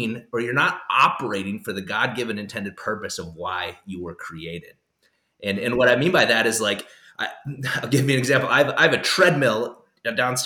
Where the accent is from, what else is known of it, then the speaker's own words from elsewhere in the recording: South Dakota, United States; I grew up in South Dakota